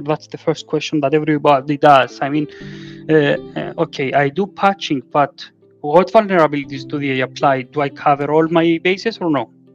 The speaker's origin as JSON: {"language": "English", "country": "Cyprus", "moved": "yes", "lives_now": "Greece", "said": "I am from Cyprus"}